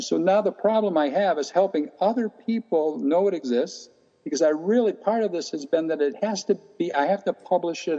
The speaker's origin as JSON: {"language": "English", "region": "Michigan", "country": "United States", "tie": "born or raised there", "said": "the city I grew up here in Michigan was a very isolated white only community when I was growing up"}